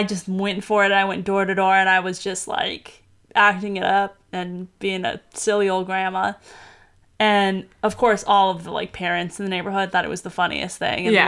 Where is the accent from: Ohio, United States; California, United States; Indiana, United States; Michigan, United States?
California, United States; Southern; growing up in Southern California